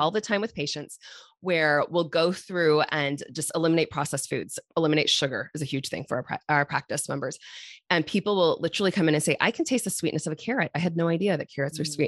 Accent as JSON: {"language": "English", "area": "Irish Hills", "region": "Michigan", "country": "United States", "tie": "born or raised there", "said": "I grew up in the Irish Hills"}